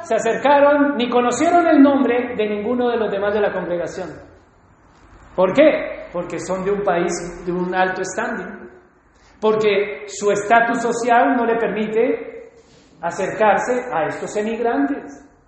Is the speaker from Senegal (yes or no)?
no; Colombia; now in Spain